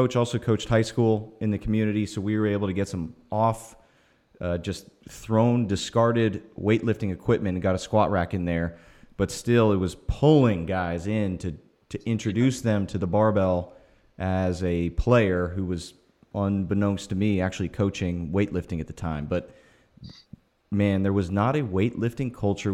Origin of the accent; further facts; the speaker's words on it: Texas, United States; moved away as an adult; Growing up in Texas football, we started weightlifting